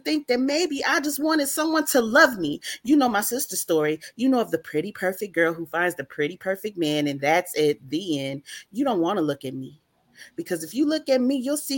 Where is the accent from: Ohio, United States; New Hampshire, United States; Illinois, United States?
Illinois, United States; Chicago; now in Monroe, United States; I was born and raised in Chicago, Illinois, but I live in Monroe, Louisiana